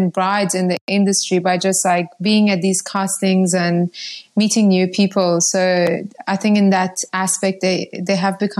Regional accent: Iran; moved away; also born or lived in Zimbabwe; And um, yeah, I'm originally from Iran. Um, my family left Iran uh, over 20 years ago my dad had an opportunity in Zimbabwe and we moved there.

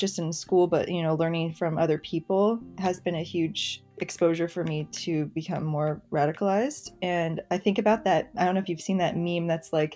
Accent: Wichita, Kansas, United States; moved away as an adult; now in San Francisco, United States; I grew up working class, lower middle class background in Kansas. I'm from Wichita, Kansas originally.

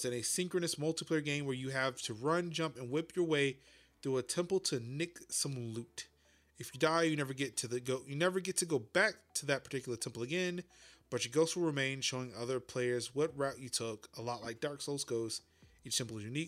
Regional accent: United States; as an American

